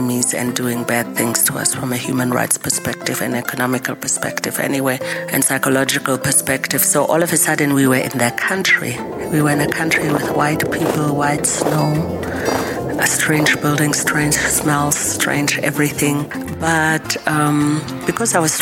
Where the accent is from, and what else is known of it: Germany; born or raised there; moved away; also born or lived in Huambo, Angola / Zambia / Namibia